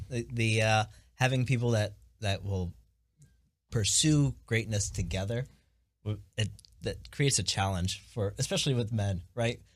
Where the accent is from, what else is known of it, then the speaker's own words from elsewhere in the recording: Northwest Ohio, United States; born and raised in Northwest Ohio, right around the corner from these, these fellas